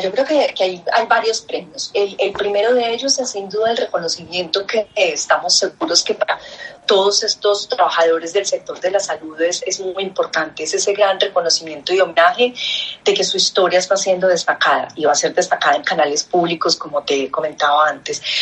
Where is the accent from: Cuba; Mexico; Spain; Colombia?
Colombia